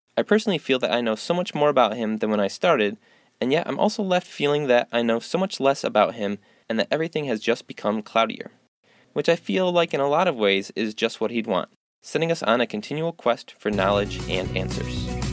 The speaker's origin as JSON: {"language": "English", "town": "Montague", "region": "Michigan", "country": "United States", "tie": "born or raised there", "said": "Growing up in Montague, literally two miles from his Valley of the Pines estate"}